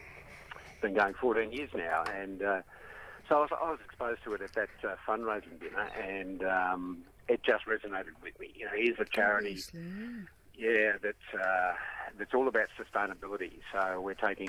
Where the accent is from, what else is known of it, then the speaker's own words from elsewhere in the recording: Box Hill, Victoria, Australia; also born or lived in Monbulk; I'm a Monbulk boy, but I was raised in Box Hill.